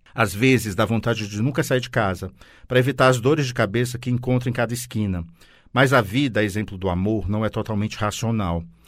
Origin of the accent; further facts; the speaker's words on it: Ceará, Brazil; cearense da gema que sou